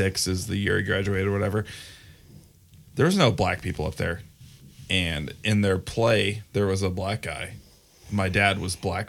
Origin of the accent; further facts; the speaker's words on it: Michigan, United States; I'm from Michigan